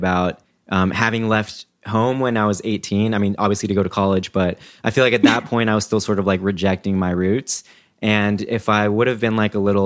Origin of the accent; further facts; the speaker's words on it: Kansas, United States; also born or lived in Mexico; I was born in Mexico and I grew up in Kansas.